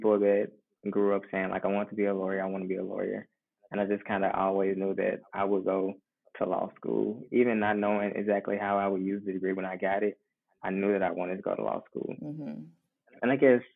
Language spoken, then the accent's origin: English; Mississippi, United States; moved away as an adult; also born or lived in New Orleans, Louisiana; I'm originally from Mississippi, and I chose to come back home from law school